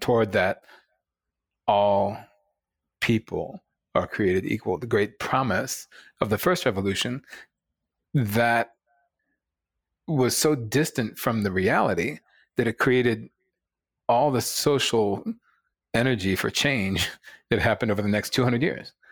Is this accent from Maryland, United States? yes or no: yes; Rockville, Maryland, United States; also born or lived in Baltimore; I was born in Baltimore at Johns Hopkins Hospital. Um, I'm proud, proud son of Baltimore for one year. Um, and then eventually grew up in, you know, outside of D C, um, in the rock, a place called Rockville